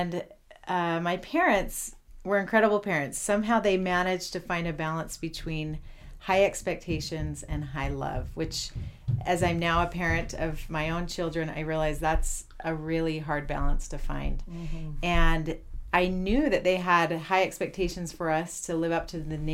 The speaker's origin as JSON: {"language": "English", "town": "Salt Lake City", "region": "Utah", "country": "United States", "tie": "born or raised there", "also_born_or_lived": "Ann Arbor, Michigan / Chile", "moved": "as an adult", "said": "I grew up in Salt Lake, and I attended the University of Utah."}